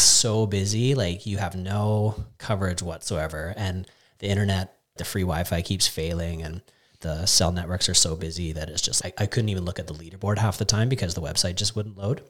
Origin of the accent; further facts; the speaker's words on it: Canada; as a Canadian